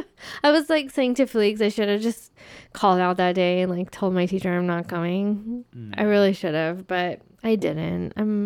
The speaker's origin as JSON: {"language": "English", "region": "Arizona", "country": "United States", "said": "And that is so crazy because I come from Arizona."}